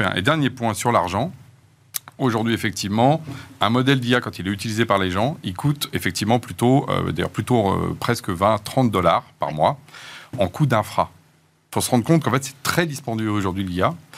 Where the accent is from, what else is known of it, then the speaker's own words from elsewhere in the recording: France; en tant que Français